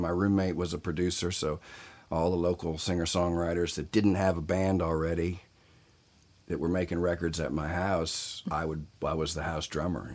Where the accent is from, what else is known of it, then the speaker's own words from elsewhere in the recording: Southern Virginia, United States; moved away as an adult; now in Los Angeles, United States; I grew up in uh, Southern California. Uh, excuse me, Southern Virginia, and um, and outlaw country was big in my hometown